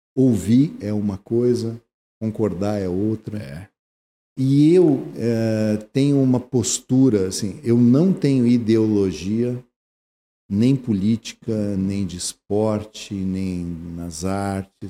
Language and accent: Portuguese; Porto Alegre, Rio Grande do Sul, Brazil; eu nasci em Porto Alegre